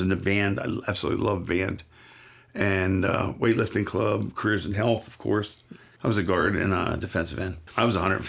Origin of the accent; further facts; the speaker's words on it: Susquehanna Township, Pennsylvania, United States; I grew up in Susquehanna Township.